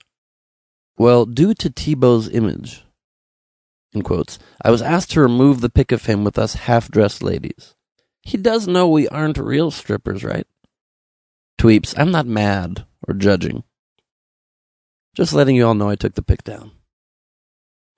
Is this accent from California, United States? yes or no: yes; Los Angeles, California, United States; I was born in the good old U.S. of A. Los Angeles, California.